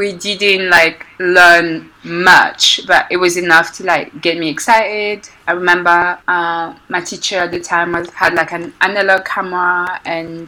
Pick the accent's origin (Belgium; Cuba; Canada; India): Belgium; moved away as an adult; also born or lived in Congo; now in London, United Kingdom; I grew up in Belgium